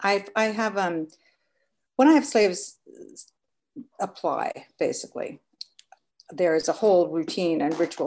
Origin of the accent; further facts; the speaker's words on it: United Kingdom; now in New York, United States; I'm British, so I really grew up a lot with manners and that whole breeding being built